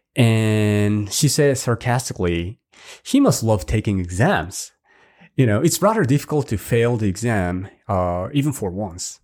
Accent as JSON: {"language": "English", "region": "Hiroshima", "country": "Japan", "tie": "born or raised there", "moved": "yes", "said": "my hometown, Hiroshima"}